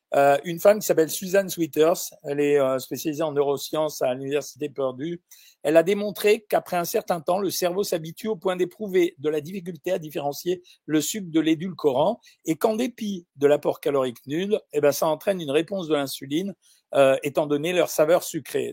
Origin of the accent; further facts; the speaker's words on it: Algeria; moved away; je suis né en Algérie